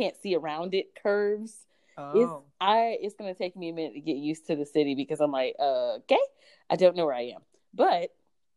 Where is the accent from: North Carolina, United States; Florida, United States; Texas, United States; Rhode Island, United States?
North Carolina, United States; moved away as an adult; now in Iowa, United States; I'm from North Carolina